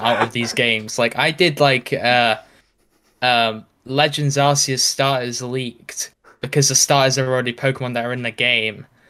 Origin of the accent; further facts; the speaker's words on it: United Kingdom; I'm British